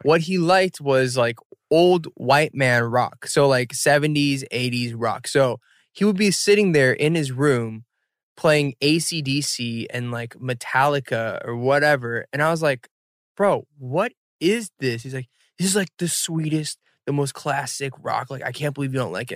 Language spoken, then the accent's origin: English; Atlanta, Georgia, United States; I am in my hometown Atlanta